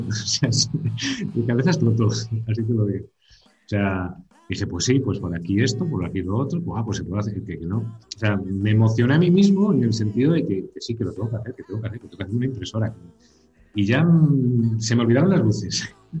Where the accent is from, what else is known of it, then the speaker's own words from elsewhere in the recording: La Bañeza, Castile and León, Spain; now in Zamora, Spain; soy de la Bañeza, León, zona carnavalera 100%